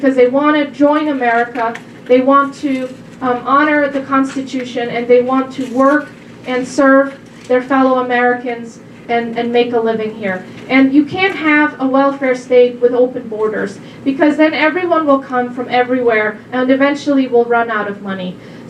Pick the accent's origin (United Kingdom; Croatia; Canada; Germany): Germany; now in United States; I'm a first-generation immigrant myself. I came from Germany about 15 years ago, and I love it here.